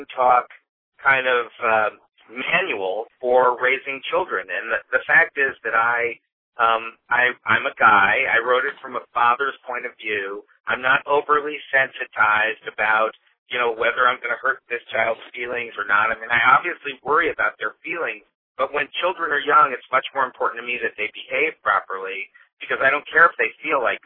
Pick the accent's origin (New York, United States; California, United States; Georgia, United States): California, United States; Los Angeles; I'm from Los Angeles, California